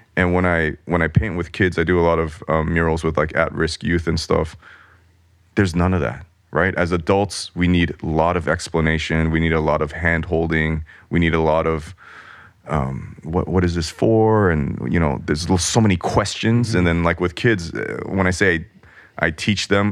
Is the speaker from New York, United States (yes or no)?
no; Los Angeles, California, United States; growing up in Los Angeles